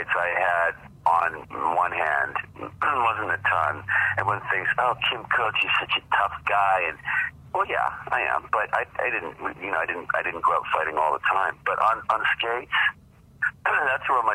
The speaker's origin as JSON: {"language": "English", "town": "Saskatoon", "region": "Saskatchewan", "country": "Canada", "tie": "born or raised there", "said": "I being Canadian, being born in Saskatoon, proud Saskatchewan"}